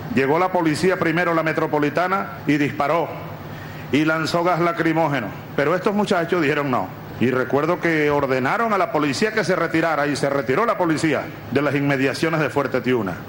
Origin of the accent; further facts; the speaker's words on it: Venezuela; los soldados venezolanos de hoy que aquí estamos